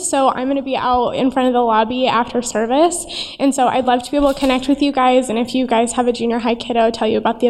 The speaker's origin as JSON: {"language": "English", "region": "Southern California", "country": "United States", "tie": "born or raised there", "said": "I am born and raised in Southern California."}